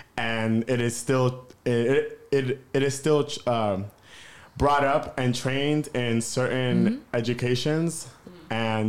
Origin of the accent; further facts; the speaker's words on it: East Coast, United States; Another layer, all three of us, Candace and Kyle, we're all from the East Coast.